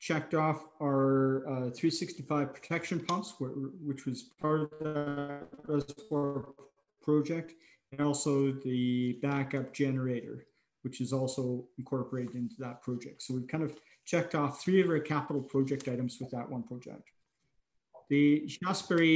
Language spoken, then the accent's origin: English; Alexandria, Ontario, Canada; now in Peace River, Canada; my hometown of Alexandria, Ontario